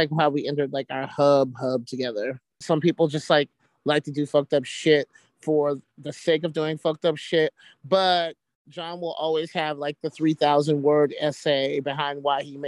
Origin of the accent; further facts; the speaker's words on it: Alabama, United States; moved away; I'm from Alabama